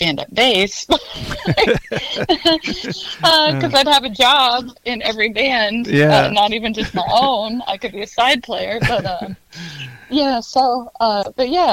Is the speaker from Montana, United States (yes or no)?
yes; Montana, United States; growing up in Montana, you kind of love that Wild West sense